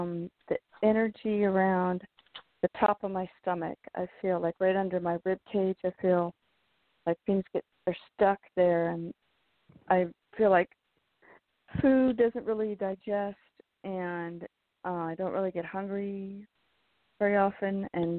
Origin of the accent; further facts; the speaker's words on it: California, United States; from California.